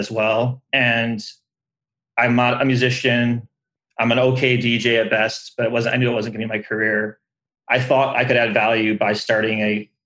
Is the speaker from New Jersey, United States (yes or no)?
no; Detroit, Michigan, United States; growing up in the Detroit area